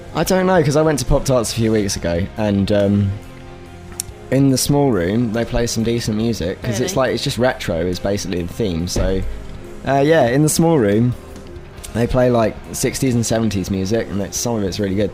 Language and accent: English; Reading, South East England, United Kingdom; I'm from Reading.